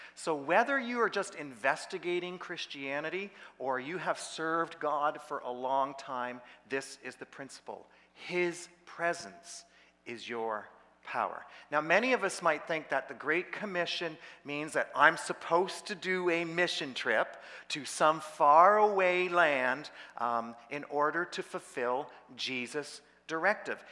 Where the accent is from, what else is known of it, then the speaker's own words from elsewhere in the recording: Peterborough, Ontario, Canada; I, was in Peterborough, that was my hometown